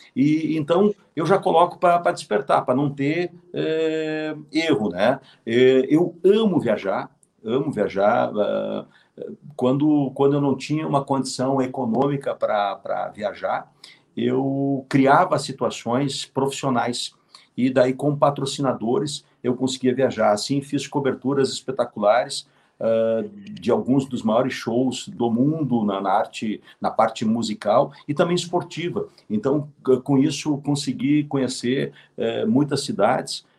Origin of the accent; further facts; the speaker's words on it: Canoas, Rio Grande do Sul, Brazil; Canoas, ah, Canoas, a... minha terra